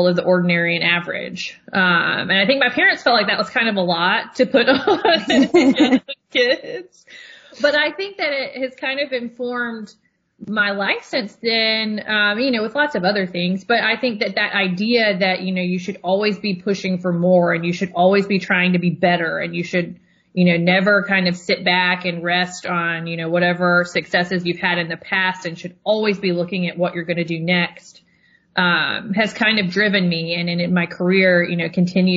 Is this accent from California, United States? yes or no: no; Tennessee, United States; moved away; also born or lived in Georgia; I'm from Tennessee